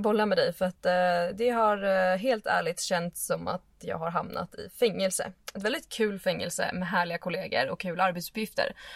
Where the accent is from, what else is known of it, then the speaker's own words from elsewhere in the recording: Stockholm, Stockholm County, Sweden; moved away as an adult; also born or lived in Åre / Lofoten / Dalarna; jag är född och uppvuxen i Stockholm.